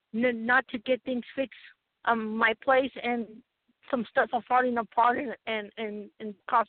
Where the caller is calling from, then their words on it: Colorado, United States; I'm calling from Colorado.